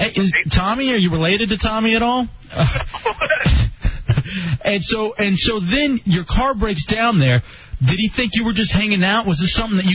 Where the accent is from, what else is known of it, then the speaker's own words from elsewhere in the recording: Dallas, Texas, United States; moved away; also born or lived in Grand Prairie; I'm broadcasting live from Dallas, as I'm back home driving around, looking at all these, you know, looking at the skyline, looking at my old, you know, high school, South Grand Prairie High School